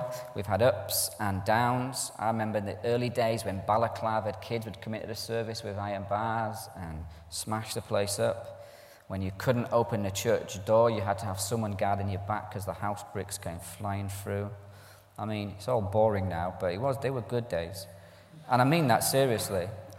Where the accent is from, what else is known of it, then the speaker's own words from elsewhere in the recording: Ireland; also born or lived in Scotland; I'm Irish. My dad's Scottish. I'm Irish. I sound English in a scheme.